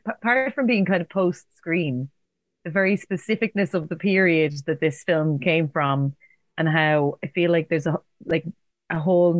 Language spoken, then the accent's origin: English; Carlow, Leinster, Ireland; I'm from Carlow